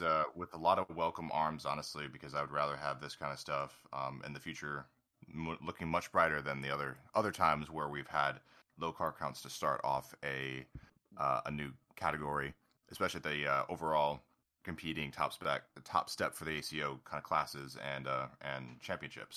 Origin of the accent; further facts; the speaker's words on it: United States; as an American